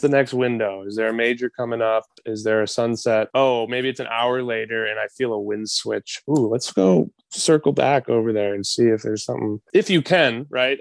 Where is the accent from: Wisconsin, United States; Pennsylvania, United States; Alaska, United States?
Wisconsin, United States; I grew up in Wisconsin, dad and uncle taking me to the North Woods